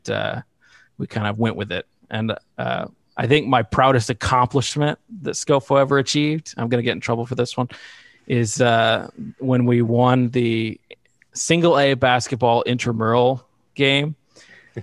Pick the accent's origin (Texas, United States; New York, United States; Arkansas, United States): Arkansas, United States; Fayetteville; moved away as an adult; also born or lived in Visalia, California; I grew up in Fayetteville, Arkansas